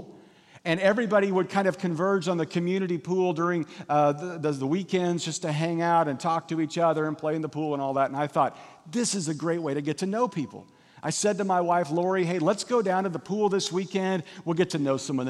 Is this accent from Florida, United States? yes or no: no; Kansas, United States; moved away as an adult; also born or lived in Missouri / Lexington, Kentucky / Valencia, California; now in California, United States; But I grew up in Kansas, and I, like every other kid growing up in Kansas, just wanted to get out of Kansas